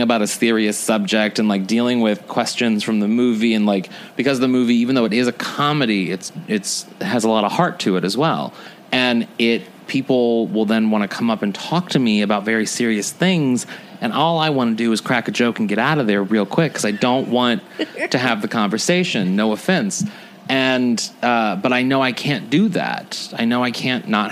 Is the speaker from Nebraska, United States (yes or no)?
no; St. Louis, Missouri, United States; moved away; also born or lived in New York; I come from St. Louis, and it wasn't the most welcoming or comfortable community to be